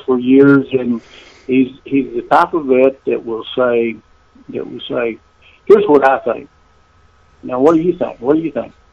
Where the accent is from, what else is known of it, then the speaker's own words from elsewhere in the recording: Burleson, Texas, United States; here in my hometown of Burleson